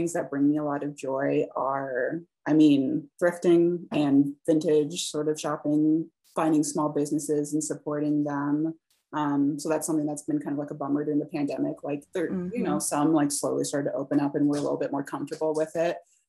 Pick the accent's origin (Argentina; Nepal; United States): United States; Midwest; but I was from the Midwest and always kind of wanted to get out of the Midwest.